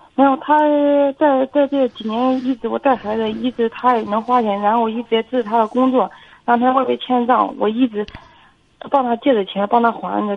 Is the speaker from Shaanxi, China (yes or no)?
no; Feicheng, Shandong, China; 我从小是生活在农村的